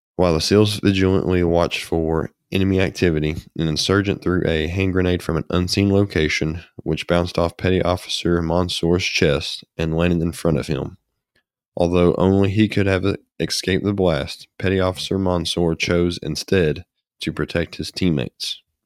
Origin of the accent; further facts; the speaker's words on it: United States; us as American citizens